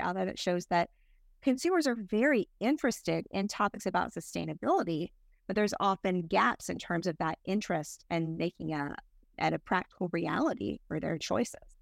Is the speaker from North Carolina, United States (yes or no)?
yes; North Carolina, United States; North Carolina, which is my home state as well